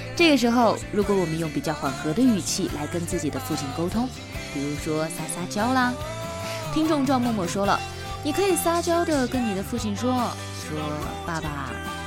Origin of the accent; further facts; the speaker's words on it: China; 我们中国人